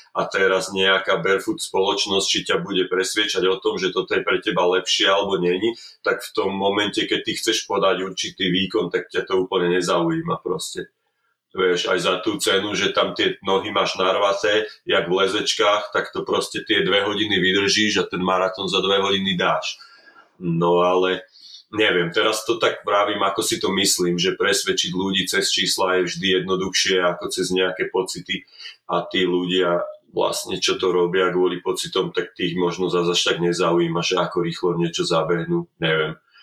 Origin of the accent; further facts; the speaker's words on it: Slovakia; moved away as an adult; now in Calgary, Canada; ja som Slovák